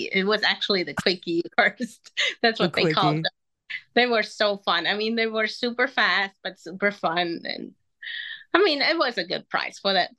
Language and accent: English; Munich, Bavaria, Germany; first language Spanish and German; English is a second language; moved away as an adult; also born or lived in Peru (mother's origin); now in Texas, United States; I'm from Munich, Germany, born and raised. So my mom is from Peru. So I grew up speaking Spanish and German. And I moved here when I got married at 24 years old